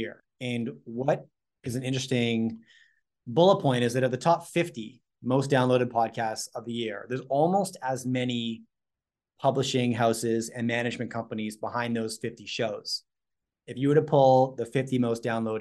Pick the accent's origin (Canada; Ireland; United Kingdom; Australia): Canada; I'm Canadian